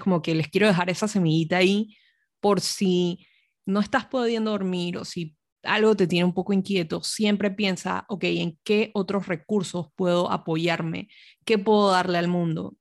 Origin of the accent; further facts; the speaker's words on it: Panama; moved away; me mudé de vuelta a Panamá, que es mi país de origen